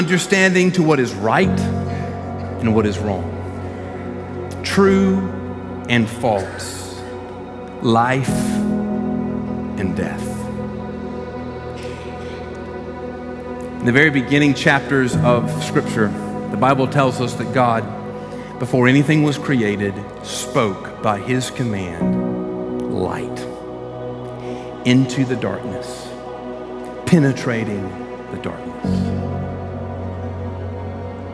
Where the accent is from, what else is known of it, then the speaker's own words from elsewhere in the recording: Columbus, Georgia, United States; I'm born and raised in Columbus.